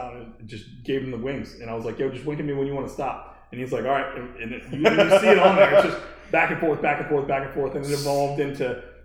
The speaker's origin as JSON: {"language": "English", "town": "Baltimore", "region": "Maryland", "country": "United States", "said": "I'm from Baltimore"}